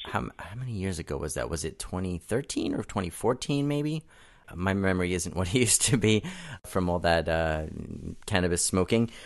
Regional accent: New York City, New York, United States; moved away as an adult; now in Southern California, United States; I was born and raised in Brooklyn

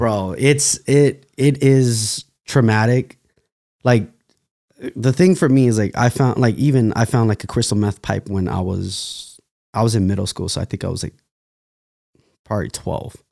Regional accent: Fresno, California, United States; I'm actually from Fresno, California

